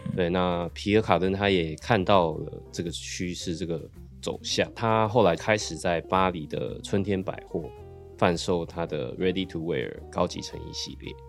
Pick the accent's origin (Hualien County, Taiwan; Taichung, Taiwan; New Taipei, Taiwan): New Taipei, Taiwan; Sanxia; 因为我是八，一九八零年代出生的。那个时候就是其实，因为我小时候是住在比较乡下，我住，小时候住在三峡